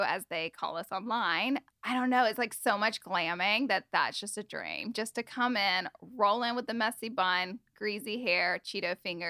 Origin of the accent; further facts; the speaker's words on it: Alabama, United States; accent: Southern; now in Los Angeles, United States; So I am from Alabama. I'm a Southern girl. And I don't have much of a Southern accent anymore, but it's kind of worn off in LA. But when I go back home, I'm like super, super country. And I grew up there with my mom, dad, brother, and si